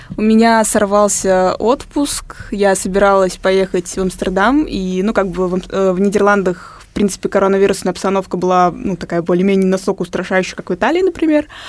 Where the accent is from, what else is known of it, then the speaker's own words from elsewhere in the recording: Tatarstan, Russia; я родилась в Татарстане